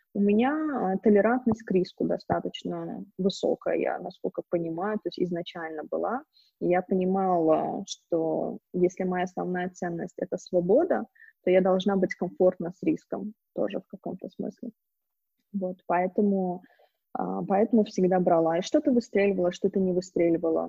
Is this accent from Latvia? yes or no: no; Baku, Azerbaijan; moved away as an adult; also born or lived in San Francisco / Romania; now in Kyiv, Ukraine; вообще я из Баку, но живу сейчас в Киеве уже как три года. До этого я жила в Сан-Франциско, в долине Силиконовой. До этого я жила в Румынии. И до этого каталась туда-сюда, но, в принципе, выросла, училась, и все мои проекты в основном в Баку, в Азербайджане